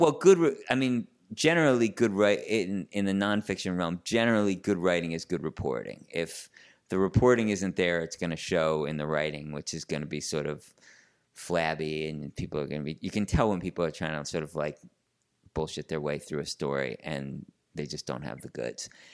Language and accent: English; Larchmont, New York, United States; I grew up in Larchmont, New York, uh, which is a little suburb just north of, uh, New York City, northeast